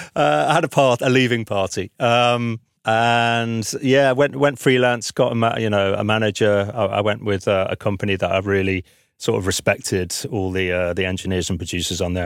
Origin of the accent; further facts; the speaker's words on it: the north of England, United Kingdom; moved away as an adult; now in London, United Kingdom; me being a Northerner